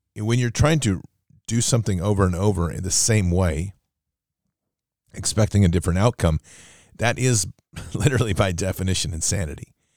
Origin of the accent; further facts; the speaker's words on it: United States; as an American